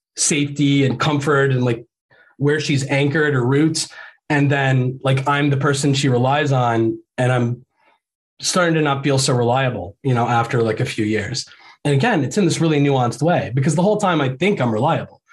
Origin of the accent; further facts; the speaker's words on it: Ohio, United States; moved away as an adult; also born or lived in Florida; we're like both from Ohio and our families are from Ohio